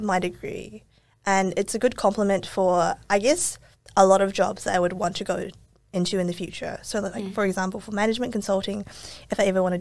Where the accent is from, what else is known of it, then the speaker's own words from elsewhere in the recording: Auckland, New Zealand; moved away as an adult; now in Melbourne, Australia; growing up in New Zealand and then also now moving to Melbourne